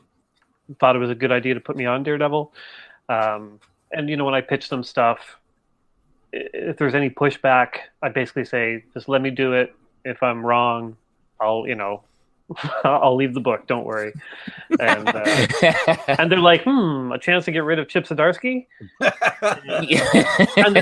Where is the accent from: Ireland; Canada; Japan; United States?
Canada; I'm Canadian.